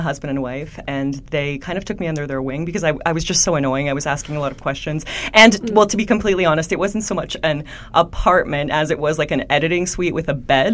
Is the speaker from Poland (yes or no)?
yes; Poland; now in Canada; I grew up in Poland. I'm an immigrant to Canada